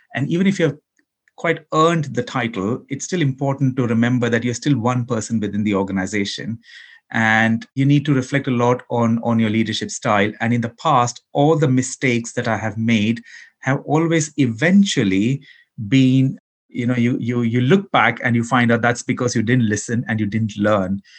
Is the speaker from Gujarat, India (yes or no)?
yes; Ahmedabad, Gujarat, India; also born or lived in Kerala, India; I was born in Kerala, in India, but I grew up in Gujarat, in Western India, in the city of Ahmedabad.